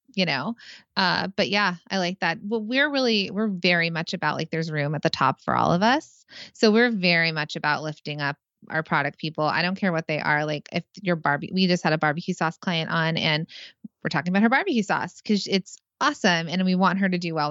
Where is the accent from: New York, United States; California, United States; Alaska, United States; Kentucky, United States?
California, United States; now in New Jersey, United States; I'm from California